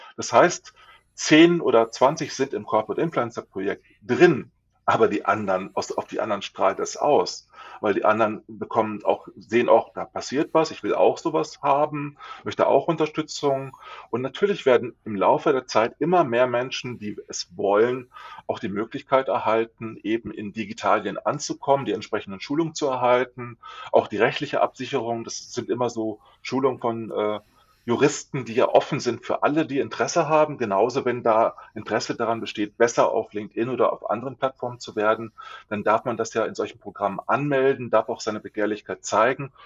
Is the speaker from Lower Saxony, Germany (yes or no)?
yes; Lower Saxony, Germany; Ich komme aus Niedersachsen nicht weit, luftlinienmäßig von euch entfernt